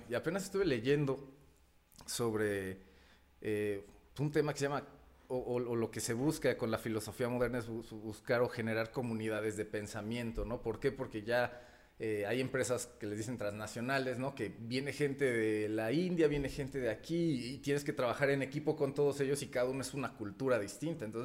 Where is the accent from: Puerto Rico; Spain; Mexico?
Mexico; first language Spanish; also born or lived in Brazil